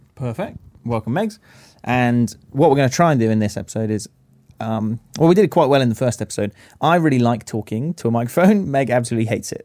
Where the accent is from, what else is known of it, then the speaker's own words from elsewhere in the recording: Stroud, South West England, United Kingdom; I'm 29 these days, almost at the end of my youth career. Use he, him, and his. Uh, born and raised in Stroud.